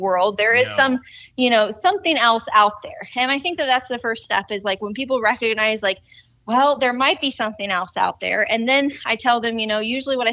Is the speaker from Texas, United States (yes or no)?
no; Indiana, United States; now in Arizona, United States; we're in Indiana. We're down kind of in the tri-state area where it's Ohio, Kentucky, and Indiana all touch.